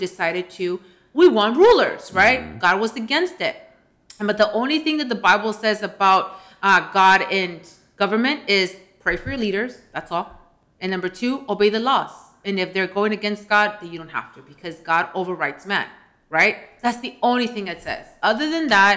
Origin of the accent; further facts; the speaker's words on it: United States; here from the Valley